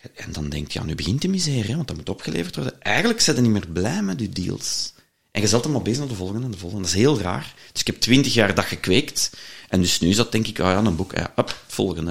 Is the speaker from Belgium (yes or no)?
yes; Leuven, Flanders, Belgium; ik ben een Leuvenaar